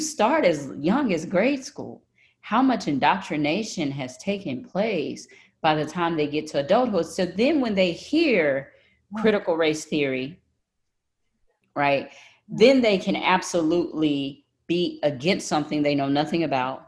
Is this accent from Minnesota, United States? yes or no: no; Tyler, Texas, United States; accent: Texas; I grew up in Tyler, Texas, in the country